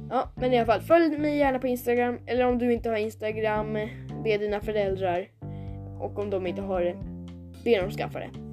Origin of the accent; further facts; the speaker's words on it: Sweden; vi som är svenskar